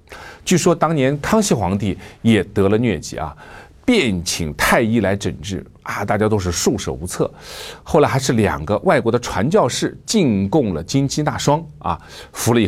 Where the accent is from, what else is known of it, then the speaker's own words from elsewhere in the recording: China; 我们中国人非常形象地形容这种疾病发作的时候叫打摆子